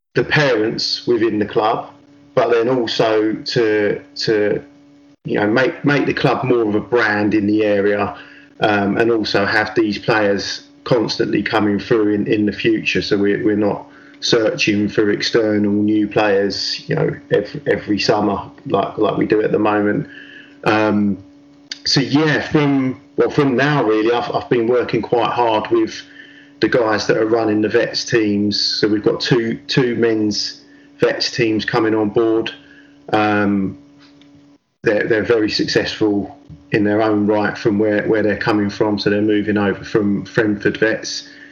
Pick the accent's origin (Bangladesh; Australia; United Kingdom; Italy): United Kingdom; England; it's really difficult being an Englishman